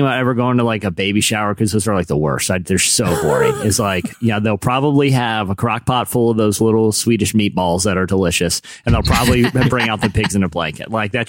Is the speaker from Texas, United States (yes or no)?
no; Virginia, United States; Virginia, my home state